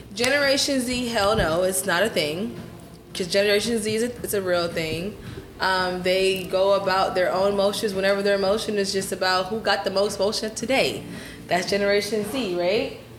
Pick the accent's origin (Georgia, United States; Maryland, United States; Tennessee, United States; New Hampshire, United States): Georgia, United States; Atlanta; moved away as an adult; also born or lived in Washington, D.C. / Guyana; now in Houston, United States; I grew up in Atlanta